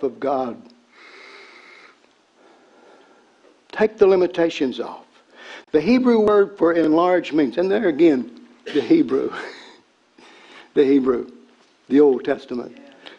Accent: Tennessee, United States; I was a redneck from Tennessee. I grew up on cornbread

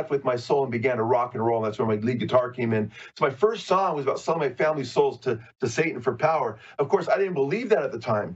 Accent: Southern California, United States; I'm from Southern California, born and raised here

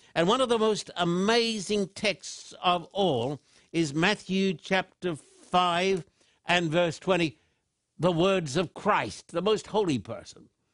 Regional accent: Australia; I was brought up in Australia

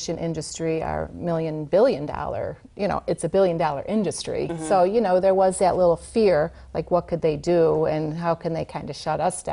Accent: Lockport, New York, United States; I was born and raised in Lockport

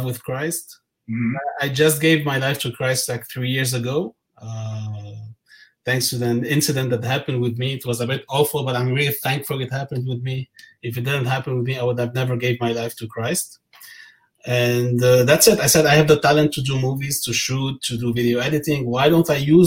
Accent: Lebanon; moved away as an adult; also born or lived in Qatar; now in Montreal, Canada; I'm from Lebanon originally.

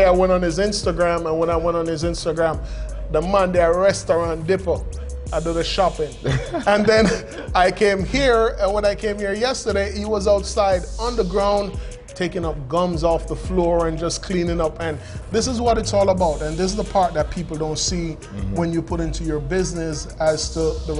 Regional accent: New York, United States; I'm a New Yorker, you know

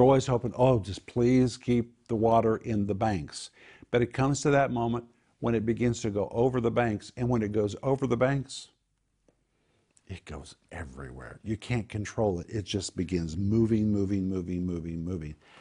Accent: Sand Springs, Oklahoma, United States; I grew up in Sand Springs, Oklahoma

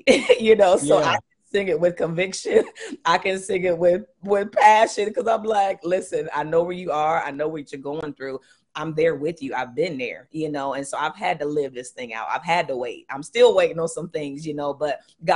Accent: Columbus, Ohio, United States; I'm from Columbus, Ohio

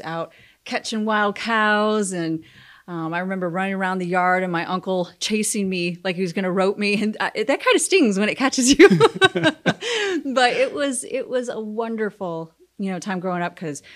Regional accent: Milledgeville, Illinois, United States; now in Ocala, United States; I am the sixth generation to grow up in Milledgeville, Illinois

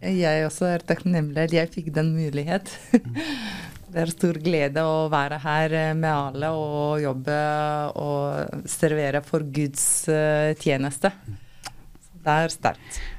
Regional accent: Lithuania; Norwegian is a second language; moved away as an adult; now in Norway; Jeg kom fra Litauen uh, for fem år siden

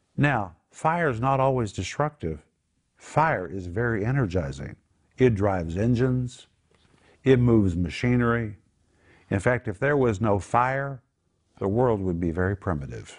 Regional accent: Oklahoma, United States; we grew up in Oklahoma

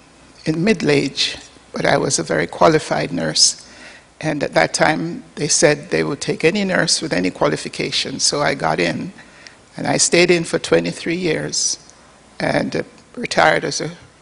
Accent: Port Maria, Saint Mary, Jamaica; born there; I was born on the northern coast of Jamaica, a little village called Port Maria.

